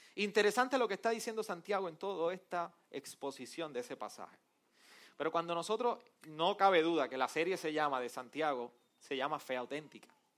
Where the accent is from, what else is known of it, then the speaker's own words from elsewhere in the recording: Arecibo, Puerto Rico; yo soy del jíbaro de Arecibo